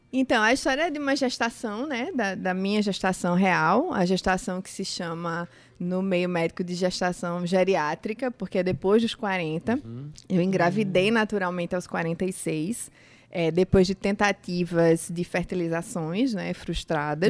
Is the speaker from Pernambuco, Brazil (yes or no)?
yes; Recife, Pernambuco, Brazil; also born or lived in Campina Grande, Paraíba; now in João Pessoa, Brazil; Eu sou nascida em Campina Grande, criada em Recife, Sim. e agora João Pessoa é minha casa.